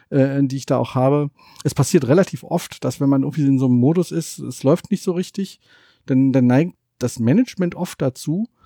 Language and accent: German; East Germany, Germany; Ich würde als Ossi gerne noch was dazu sagen.